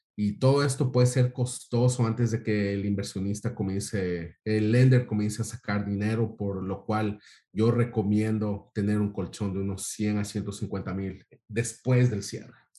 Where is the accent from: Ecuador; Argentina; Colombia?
Ecuador; moved away; del mismo país que Osvaldo, de, de Ecuador